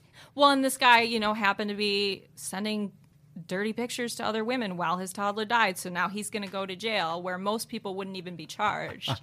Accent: Lansing, Michigan, United States; my home state of Michigan

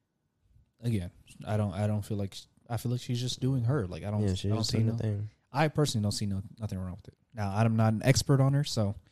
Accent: Louisiana, United States; I'm from Louisiana, so I know. Like I know I don't always sound like it, but like there are times when I speak, especially when I'm speaking to someone else from Louisiana, you will hear it.

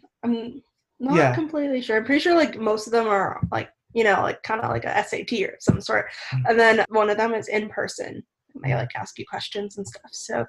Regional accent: Calgary, Alberta, Canada; also born or lived in Halifax, Nova Scotia; We're both from Calgary, Alberta. I was born and raised.

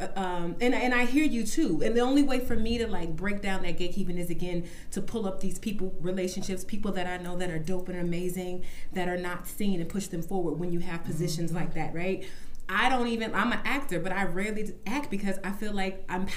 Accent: St. Louis, Missouri, United States; I'm from St. Louis. I'm in the middle of the country

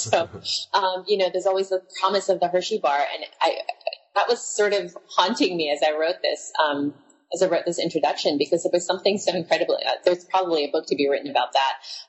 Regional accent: Philippines; moved away; the stories of growing up in the Philippines, because that's where I spent my childhood.

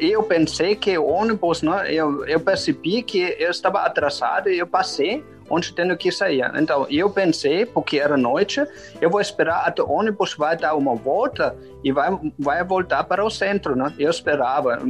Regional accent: Germany; o estereotipo alemão é que a gente corta nas palavras

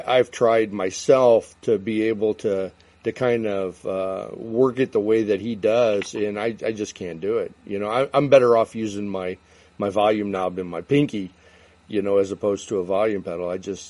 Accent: Chicago, Illinois, United States; I'm in the Chicago area.

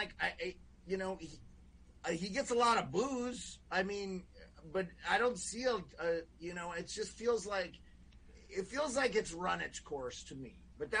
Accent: Scotland, United Kingdom; I'm a, you know, I'm Scottish, and, you know, the Highlander had a sword

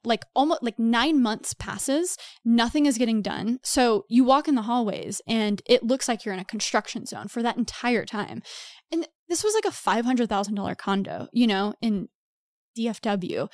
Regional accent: Texas, United States; moved away as an adult; also born or lived in New York; I'm from Texas originally. I lived in New York for five to six years

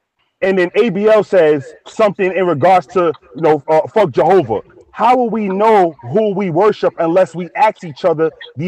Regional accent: Bronx, New York, United States; I'm from the Bronx. I'm from the South Bronx, 183rd Street and 3rd Avenue.

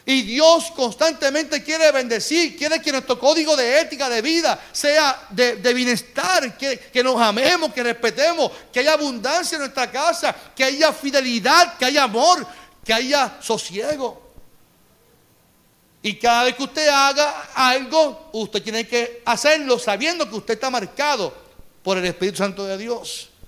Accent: Carolina, Puerto Rico; Porque yo, soy de Carolina.

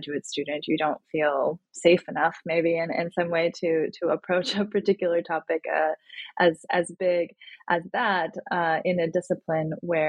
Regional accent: United States; my experience of growing up in the United States

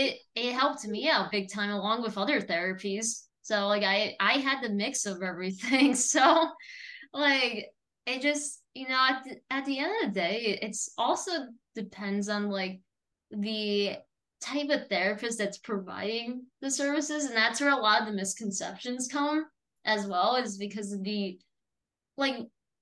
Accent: New Jersey, United States; now in Florida, United States; when I was from New Jersey

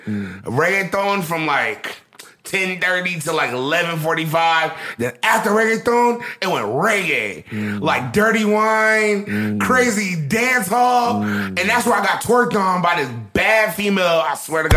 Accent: California, United States; I'm from California

